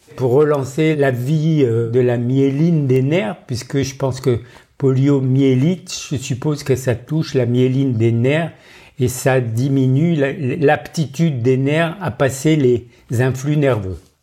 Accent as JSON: {"language": "French", "town": "Montdidier", "region": "Hauts-de-France", "country": "France", "tie": "born or raised there", "also_born_or_lived": "Roubaix / Marseille / Dijon / Dakar", "moved": "yes", "said": "J'ai grandi dans la pâtisserie de mon père à Montdidier, dans la Somme"}